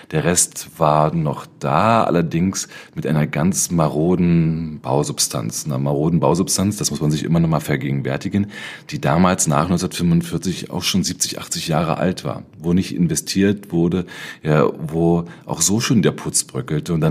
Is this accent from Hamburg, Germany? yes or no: no; Berlin, Germany; Das bezog sich damals vor allen Dingen auf Prenzlauer Berg, wo ich aufgewachsen bin.